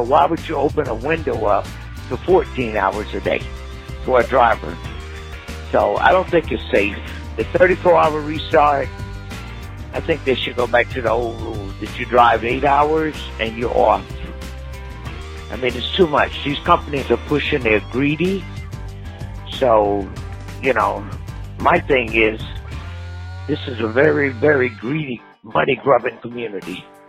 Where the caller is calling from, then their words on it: Georgia, United States; I'm calling from Georgia.